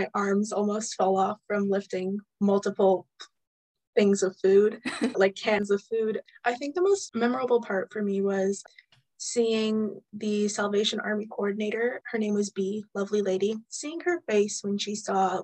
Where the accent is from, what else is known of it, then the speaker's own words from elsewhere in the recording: Maple Ridge, British Columbia, Canada; I'm from Maple Ridge originally